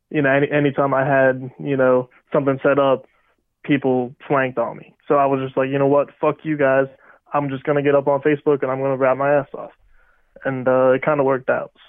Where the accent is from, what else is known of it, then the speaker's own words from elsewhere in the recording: Rural Valley, Pennsylvania, United States; Shout out Rural Valley. That's uh, my hometown.